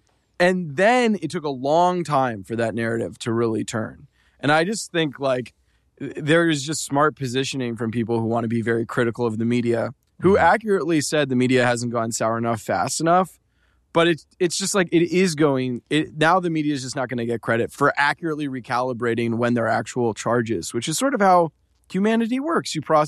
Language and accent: English; Macon, Georgia, United States; I grew up in Macon, Georgia, around Republicans.